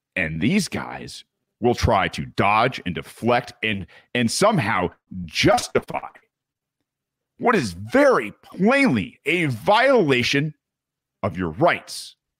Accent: United States; as a child growing up in America

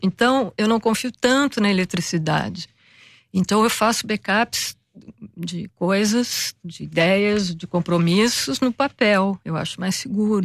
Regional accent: Rio de Janeiro, Brazil; quando a gente vem do Brasil e, sobretudo, do Rio de Janeiro, especificamente do Rio de Janeiro

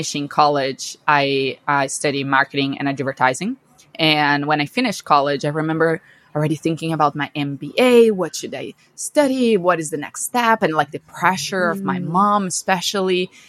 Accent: Brazil; moved away as an adult; now in United States; I'm from Brazil, born and raised in Brazil my whole life

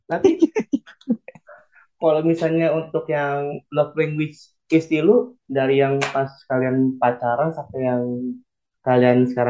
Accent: North Jakarta, Jakarta, Indonesia; ya kan gue gue anak Jakarta Utara bro

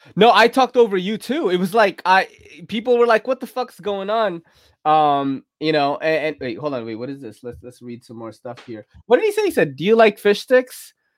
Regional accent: New York City, New York, United States; going to public school in New York City is crazy because you're taking a train when you're like ten.

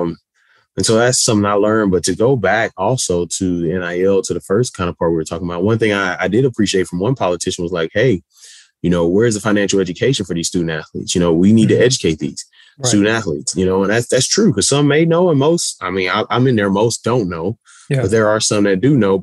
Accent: Houston, Texas, United States; my growing up in Houston, Texas

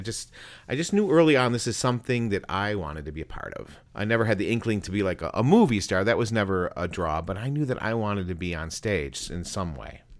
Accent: Buffalo, New York, United States; now in Greenville Spartanburg area, United States; I grew up in Western New York, the Big Apple, as it were, but not anywhere close to the city, Buffalo, Niagara Falls area

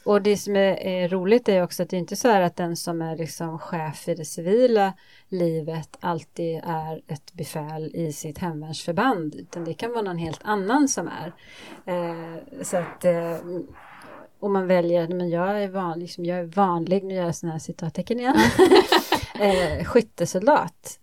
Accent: Småland, Sweden; jag kommer från Småland, uppvuxen på landet i, på Småland

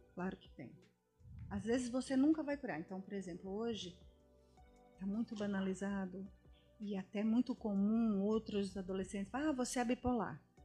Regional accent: Brazil; Hoje o nosso país é um país diversificado. Então você vê latinos, latinos da Argentina, latinos espanhóis, só que nós somos brasileiros

